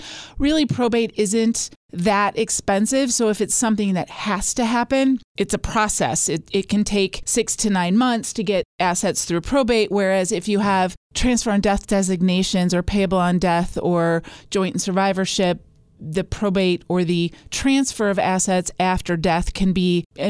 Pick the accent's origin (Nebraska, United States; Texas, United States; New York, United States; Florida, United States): Nebraska, United States; Lincoln; born there; also born or lived in Sweden / Minnesota; I was born in Lincoln, Nebraska. My dad was a professional Boy Scout, so we traveled every time he got a promotion.